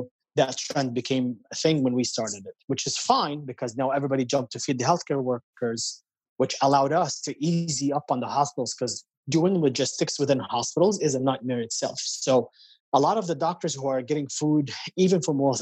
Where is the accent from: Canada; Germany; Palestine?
Palestine; now in New York, United States; growing up in Palestine